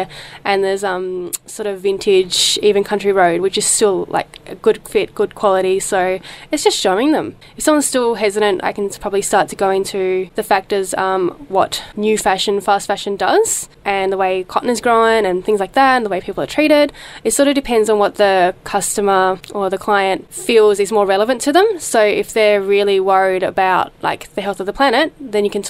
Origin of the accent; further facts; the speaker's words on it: Tasmania, Australia; moved away; I was born in Tasmania